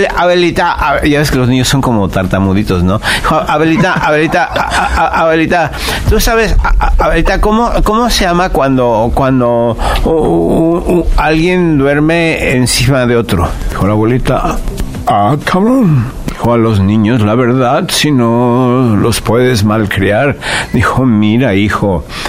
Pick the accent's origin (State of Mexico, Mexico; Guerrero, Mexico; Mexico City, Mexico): Mexico City, Mexico; born or raised there